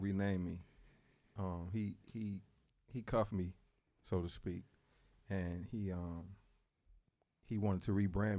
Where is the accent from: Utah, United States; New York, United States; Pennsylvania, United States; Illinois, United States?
Illinois, United States; Roseland; Yeah, Hunnids Park. Roseland.